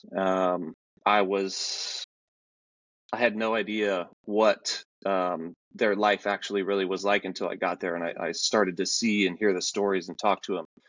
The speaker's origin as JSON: {"language": "English", "town": "Omaha", "region": "Nebraska", "country": "United States", "tie": "born or raised there", "said": "I grew up in Omaha, Nebraska."}